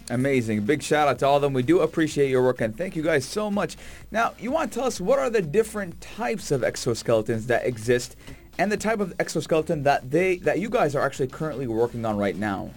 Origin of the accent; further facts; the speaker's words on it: Sharjah, United Arab Emirates; as someone who was born and raised in Sharjah